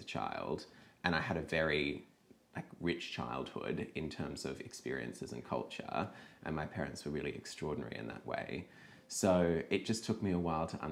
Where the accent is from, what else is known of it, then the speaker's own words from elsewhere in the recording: Sydney, New South Wales, Australia; I grew up in that very kind of, it's a very close-minded environment. There's a bridge to get into the Southern Shire